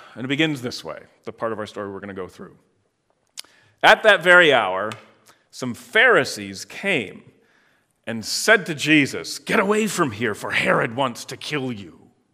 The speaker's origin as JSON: {"language": "English", "region": "Michigan", "country": "United States", "tie": "born or raised there", "also_born_or_lived": "Illinois", "moved": "yes", "lives_now": "Iowa, United States", "said": "I grew up in Michigan, then lived in Illinois for a long time, and now here for twenty-five plus years."}